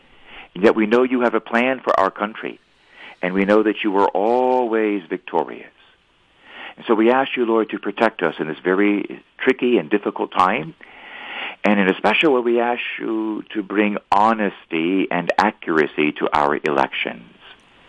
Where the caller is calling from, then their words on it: Wyoming, United States; I'm calling you from Wyoming, from the Wild Wild West.